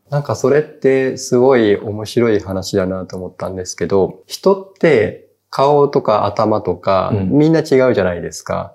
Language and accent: Japanese; Kagoshima, Japan; moved away; 僕は鹿児島出身なので、なんか鹿児島にいた時